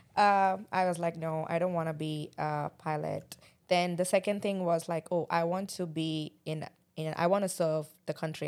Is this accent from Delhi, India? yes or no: no; Mumbai, Maharashtra, India; moved away; I'm an Indian, uh, coming from Mumbai, Bombay